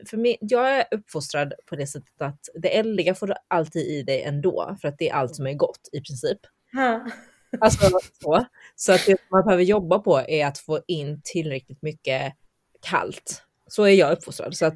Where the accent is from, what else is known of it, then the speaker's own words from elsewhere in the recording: Hubei, China; vi har ju också en som är då lokal från eh, Hubei där jag kommer ifrån